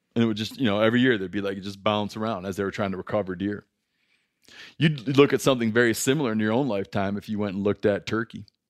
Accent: Michigan, United States; growing up in Michigan

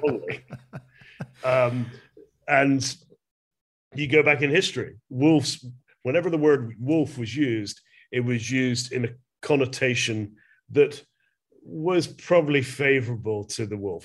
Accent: Glasgow, Scotland, United Kingdom; I'm from Glasgow in Scotland

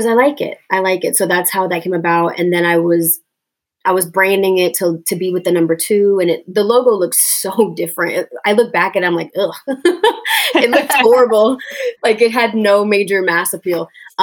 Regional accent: Long Beach, California, United States; born there; I was born in Long Beach. My parents were both Marines, and they met in Okinawa, and then they were stationed back in Southern California. And that's when I was born. So, but I grew up all over.

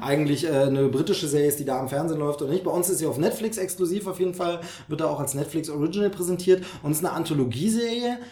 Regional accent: Dresden, Saxony, Germany; moved away; von meiner Heimat nicht so weit weg. Mhm. tatsächlich von Dresden braucht man, glaube ich, eine Stunde oder so.

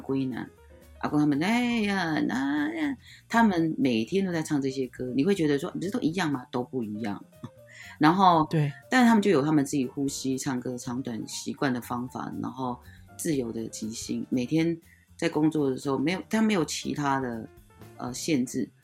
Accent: Taiwan; Chinese is a second language; 我们原住民常常会被人家认为是泰国人

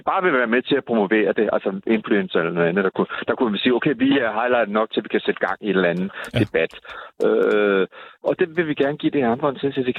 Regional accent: Southern Denmark, Denmark; Nej, det, sådan, er, sådan er vi fynboer, ikke, ikke helt.

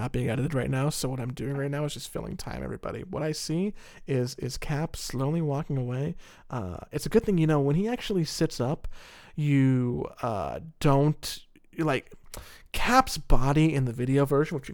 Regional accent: New Jersey, United States; I'm like from Joyzy here. I'm a crazy person.

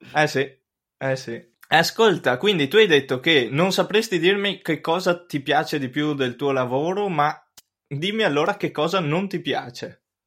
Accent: Cismon del Grappa, Veneto, Italy; quando ero piccolo io abitavo a Cismon del Grappa, un paesino ai piedi del Grappa

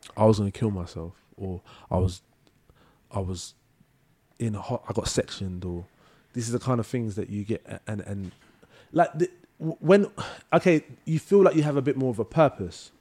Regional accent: London, United Kingdom; also born or lived in Manchester; I grew up in Leytonstone

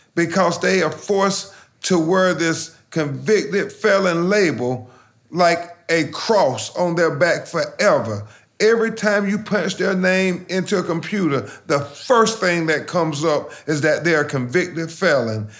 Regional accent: Lumberton, North Carolina, United States; now in Florida, United States; every other little black boy growing up in Lumberton, North Carolina

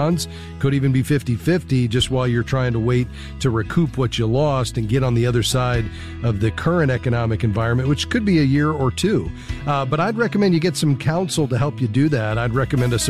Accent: South Florida, United States; I'm from South Florida

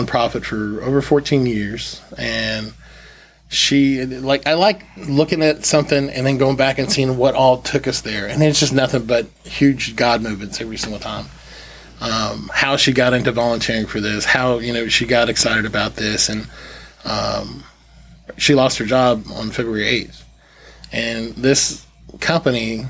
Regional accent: Chattanooga, Tennessee, United States; moved away; we grew up in Chattanooga

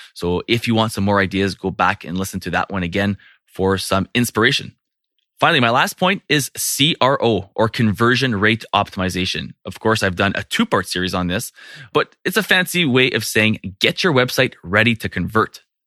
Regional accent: Canada; I'm from Canada

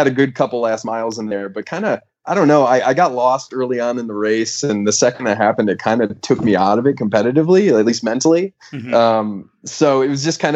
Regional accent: Grosse Pointe Park, Michigan, United States; now in Denver, United States; I'm from a town called Grosse Pointe Park, and it's southeast Michigan, kind of right outside Detroit

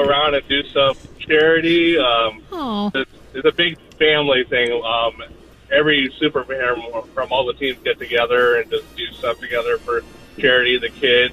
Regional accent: Cleveland, Ohio, United States; moved away as an adult; also born or lived in San Diego; now in Nashville, United States; I actually was born in San Diego, and I grew up in Cleveland, and I moved to Nashville a little over a year ago.

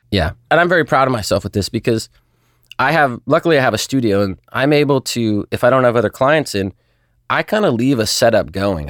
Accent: Newport Beach, California, United States; also born or lived in Chico, California; Grew up Newport Beach, California. Lived there most of my life.

